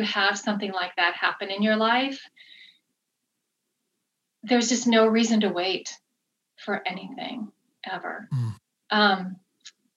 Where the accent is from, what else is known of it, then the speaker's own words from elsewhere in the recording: Kansas, United States; moved away as an adult; So born and raised in Kansas.